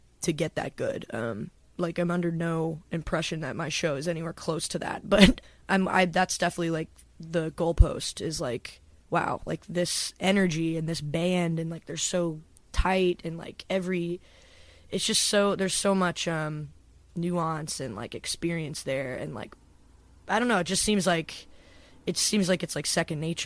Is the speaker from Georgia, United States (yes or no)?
yes; Johns Creek, Georgia, United States; moved away as an adult; also born or lived in Athens, Georgia; now in Nashville, United States; my hometown, which is called Johns Creek. And it's a suburb